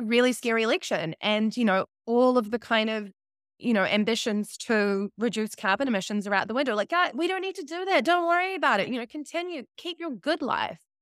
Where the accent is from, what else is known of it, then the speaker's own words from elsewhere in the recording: New Zealand; accent: New Zealand; that was my New Zealand accent.